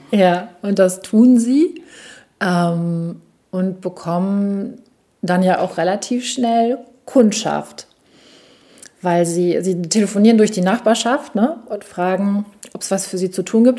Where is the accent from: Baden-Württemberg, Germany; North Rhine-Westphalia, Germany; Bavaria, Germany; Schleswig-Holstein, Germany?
North Rhine-Westphalia, Germany; Münsterland; ich als Mädchen im katholischen Münsterland nicht Messdienerin sein wollte